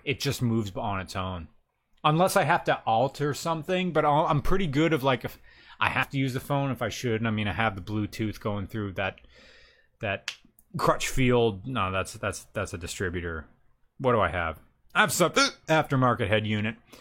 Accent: the North, United States; me as a Northerner

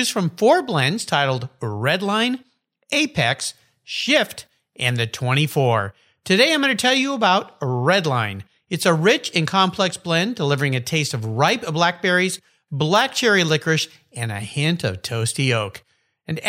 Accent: Southern California, United States; I grew up down in Southern California

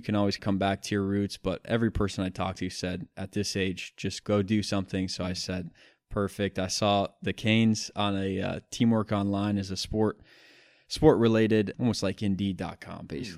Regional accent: East Lansing, Michigan, United States; I grew up in East Lansing, Michigan

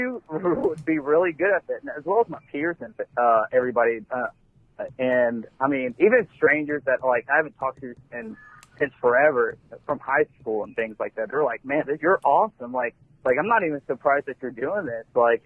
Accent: Elizabethtown, Kentucky, United States; I grew up in East Elizabethtown

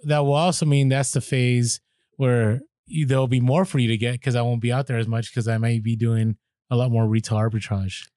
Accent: San Francisco, California, United States; now in San Diego, United States; San Francisco, half of it where I grew up on the Mission District

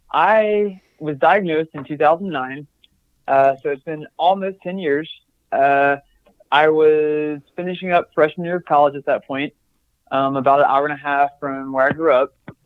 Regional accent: the South, United States; And I think part of that's just growing up in the South.

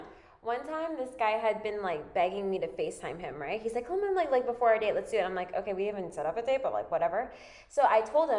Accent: United States; We're American

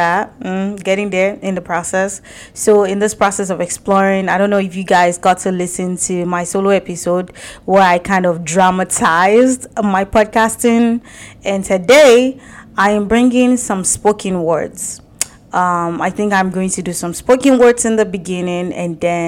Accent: Abeokuta, Ogun State, Nigeria; If it sounds better to you, Ogun State or Abeokuta, where I come from

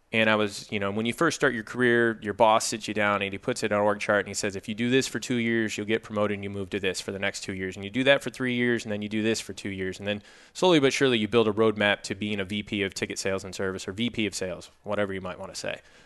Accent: Jackson, Michigan, United States; moved away as an adult; also born or lived in Minnesota / Los Angeles; I grew up in a small town, roughly an hour west of Detroit

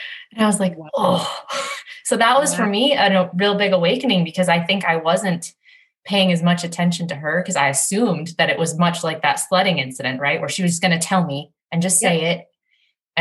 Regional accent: United States; moved away; We're American

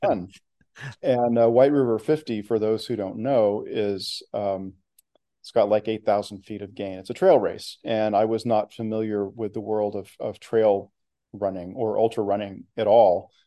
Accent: Oklahoma, United States; moved away as an adult; also born or lived in Texas / Oregon / Washington / Massachusetts; now in Bay Area, United States; I grew up in Oklahoma

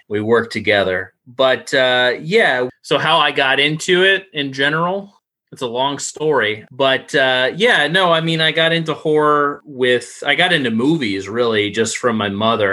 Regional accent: Florida, United States; growing up in Florida, we had a video hut

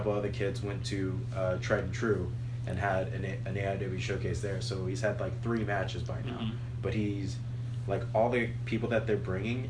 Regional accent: Birmingham, Alabama, United States; now in Nashville, United States; I was born and raised in Birmingham, Alabama

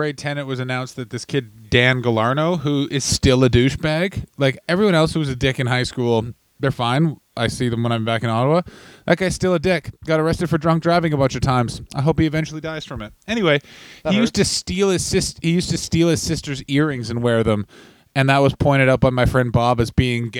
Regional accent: Taiwan; It's like, I'm from Taiwan. What part of China is that?

